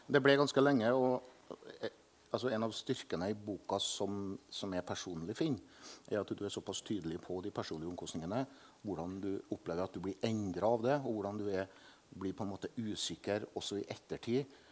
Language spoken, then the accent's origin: Norwegian; Selbu, Trøndelag, Norway; jeg er jo vokst opp med at alle dyr i melkefjøset til min far, for eksempel hjemme i Selbu, hadde navn